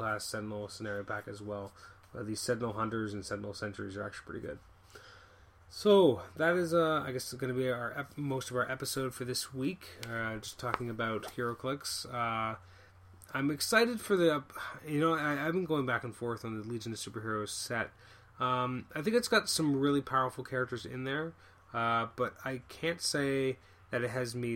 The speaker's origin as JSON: {"language": "English", "country": "Canada", "said": "I'm from Canada"}